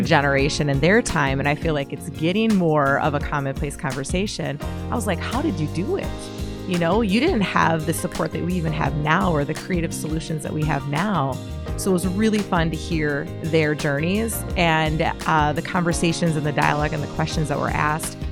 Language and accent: English; Pipestone, Minnesota, United States; moved away; I'm from Pipestone in the southwest por- portion of Minnesota.